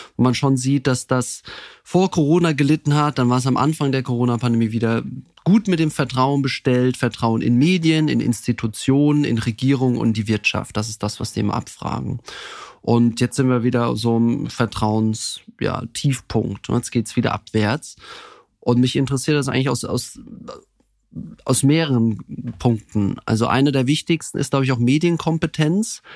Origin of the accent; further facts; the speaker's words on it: Heidelberg, Baden-Württemberg, Germany; moved away as an adult; also born or lived in Munich; Also ich komme ursprünglich aus Heidelberg, also bei einem kleinen, beschaulichen, sehr schönen Dorf bei Heidelberg, war dann dort auch auf der Schule